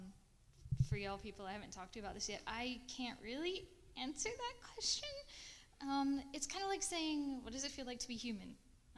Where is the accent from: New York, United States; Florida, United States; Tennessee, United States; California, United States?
Tennessee, United States; a little town outside Nashville; moved away; also born or lived in Washington, D.C. / Denver, Colorado; I'm from Nashville, Tennessee, actually a little town a bit outside of Nashville. I grew up on a goat farm